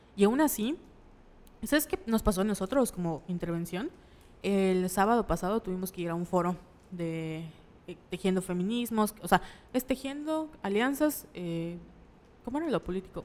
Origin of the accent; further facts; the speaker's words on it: Mérida, Yucatán, Mexico; nosotros somos de Mérida, la ciudad de la paz, la ciudad blanca